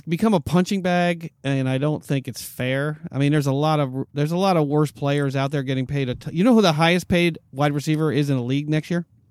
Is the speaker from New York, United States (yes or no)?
yes; New York, United States; I grew up in New York